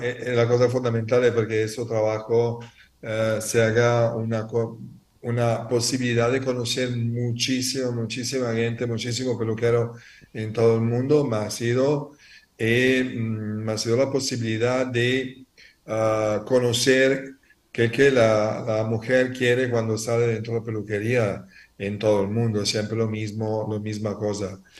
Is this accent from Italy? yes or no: yes; Italy; Spanish is a second language; yo soy italiano